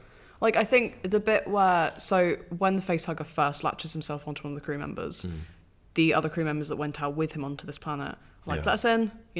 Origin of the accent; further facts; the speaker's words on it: United Kingdom; We're British.